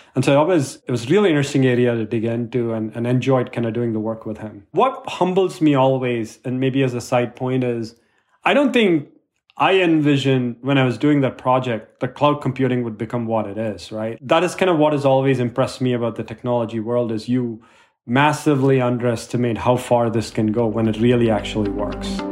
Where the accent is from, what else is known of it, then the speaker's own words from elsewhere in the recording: India; I was growing up in India